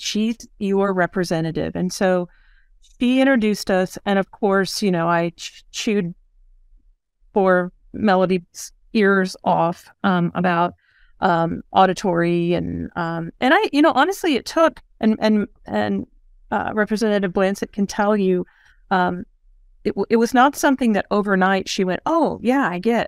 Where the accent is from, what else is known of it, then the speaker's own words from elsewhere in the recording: Missouri, United States; moved away as an adult; now in Tulsa, United States; I'm from Missouri.